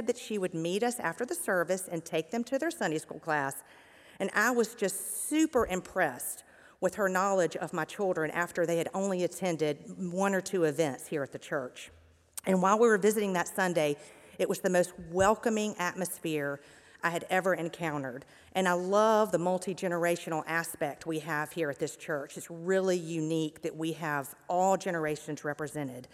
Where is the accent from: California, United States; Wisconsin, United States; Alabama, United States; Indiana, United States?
Alabama, United States; Mountain Brook; I was born and raised here in Mountain Brook